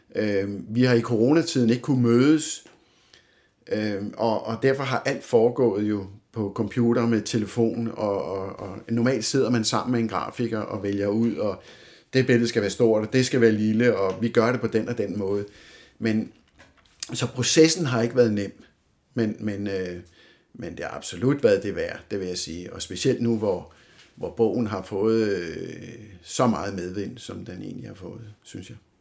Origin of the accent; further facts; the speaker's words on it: Humlebæk, Capital Region of Denmark, Denmark; also born or lived in Helsingør; jeg bor her i Torbenvangen, som jeg har gjort det meste af mit liv. Øh, jeg er født i Helsingør, øh, men blev fragtet hjem her til Torbenvangen